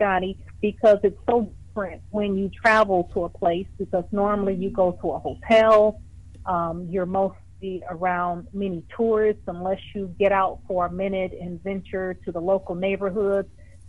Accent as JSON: {"language": "English", "town": "Detroit", "region": "Michigan", "country": "United States", "tie": "born or raised there", "also_born_or_lived": "China / Costa Rica / Mongolia", "moved": "as an adult", "said": "my hometown is in Detroit, Michigan. I'm in transition now from having come from China."}